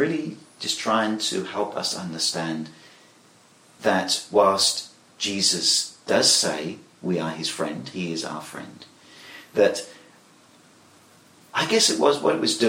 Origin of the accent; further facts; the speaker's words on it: England, United Kingdom; I'm British, and I think that the word buddy is perhaps something that we wouldn't use in England readily